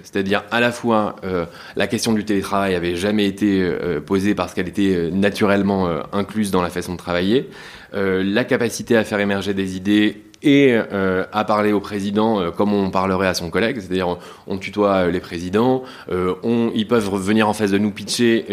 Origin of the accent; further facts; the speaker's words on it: Douvrin, Hauts-de-France, France; moi, je suis originaire des Hauts-de-France, donc de Lille pour être assez large en réalité, de Douvrin, une petite ville dans le Pas-de-Calais